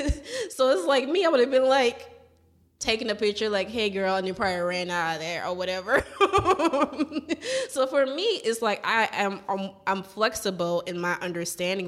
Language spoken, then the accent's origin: English; New Orleans, Louisiana, United States; now in Jackson, United States; I'm from New Orleans